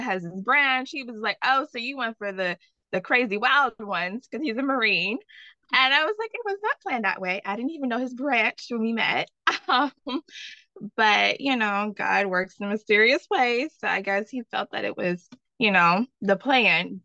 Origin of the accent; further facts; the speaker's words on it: the South, United States; I'm from the South